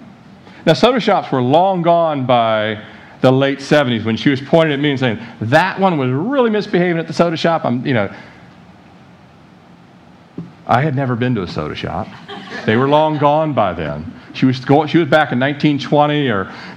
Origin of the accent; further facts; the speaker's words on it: Annapolis, Maryland, United States; living in Annapolis, Maryland, where I grew up outside the Beltway area there